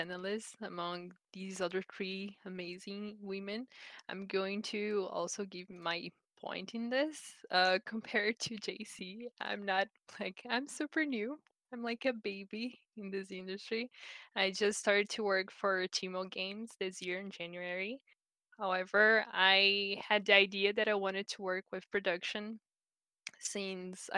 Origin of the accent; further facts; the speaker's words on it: Brazil; moved away as an adult; now in Canada; I'm from Brazil, and I got into a college here in Canada in 2018.